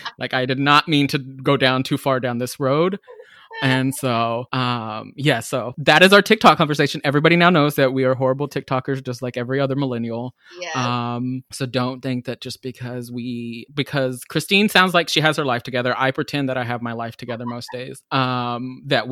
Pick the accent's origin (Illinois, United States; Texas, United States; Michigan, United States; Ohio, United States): Texas, United States; now in Seattle, United States; While I love being in Seattle, I grew up in Texas and I moved here